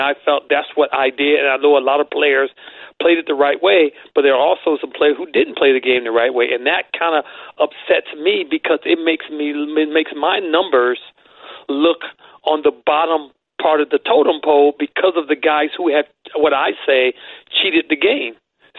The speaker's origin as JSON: {"language": "English", "town": "East Chicago", "region": "Indiana", "country": "United States", "tie": "born or raised there", "also_born_or_lived": "Cleveland", "said": "where I grew up and in Cleveland and in East Chicago"}